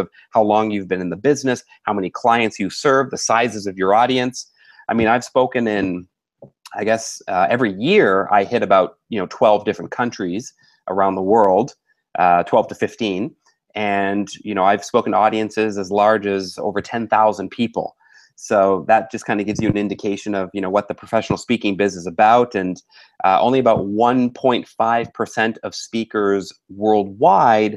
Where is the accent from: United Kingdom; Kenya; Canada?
Canada; Vancouver, British Columbia; moved away as an adult; also born or lived in Ottawa, Ontario, Canada; now in Singapore; I was born in Ottawa, Ontario, Canada. My father was also born in Ontario, and my mother was born in Tunapuna, near Port of Spain, in Trinidad. So I'm half Trinidadian and half Canadian. Born and raised in Canada, moved to Vancouver when I was about 8 years old, and I've lived here for most of my life